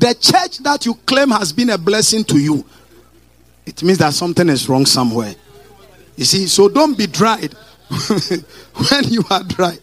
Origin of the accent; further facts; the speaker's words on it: Kukurantumi, Eastern Region, Ghana; I am from Kukurantumi village somewhere.